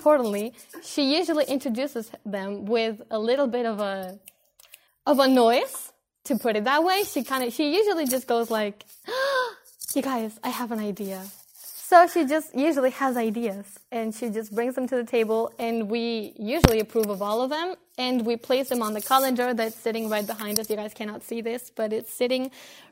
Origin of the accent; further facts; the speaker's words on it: Spain; now in Denmark; I am from Spain